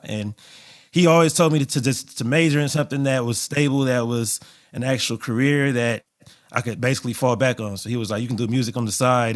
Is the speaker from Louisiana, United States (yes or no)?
no; Los Angeles, California, United States; growing up in L A, I would say growing up, uh, being born in the eighties and being in L A the entire nineties and early two thousands